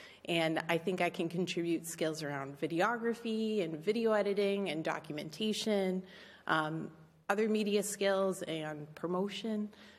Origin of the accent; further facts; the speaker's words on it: Fitchburg, Massachusetts, United States; moved away as an adult; So I was born and raised in Fitchburg, and I went through the Fitchburg Public Schools and later attended grad school at Fitchburg State University. And I just moved back to Fitchburg about a year ago.